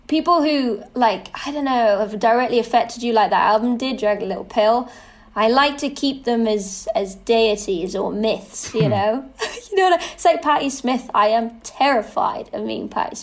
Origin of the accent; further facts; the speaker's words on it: United Kingdom; being a Brit